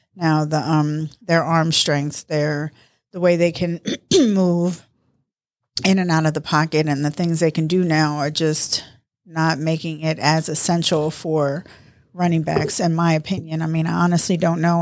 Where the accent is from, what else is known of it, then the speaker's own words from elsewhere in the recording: Baltimore, Maryland, United States; also born or lived in New York; I was raised in Baltimore. Actually, I was raised in New York and Baltimore